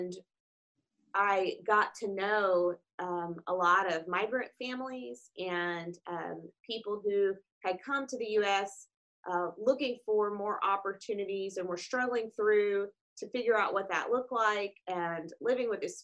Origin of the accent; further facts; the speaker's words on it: Paducah, Kentucky, United States; I grew up in Paducah, Kentucky on a farm